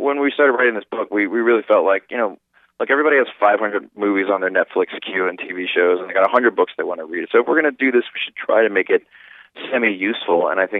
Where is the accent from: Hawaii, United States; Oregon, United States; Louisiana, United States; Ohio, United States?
Louisiana, United States; New Orleans; Well, you know, we grew up in the suburbs, and what was great about that is we were kind of free to roam and figure out the artists we wanted to be, you know. And needless to say, it's a very culturally rich city